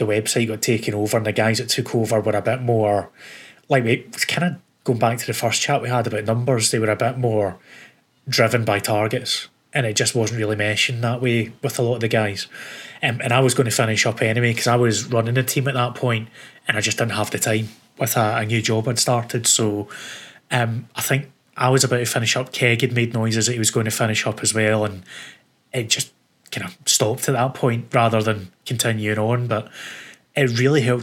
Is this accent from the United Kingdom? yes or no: yes; Scotland, United Kingdom; accent: Scottish; I am quite stereotypical as a Scotsman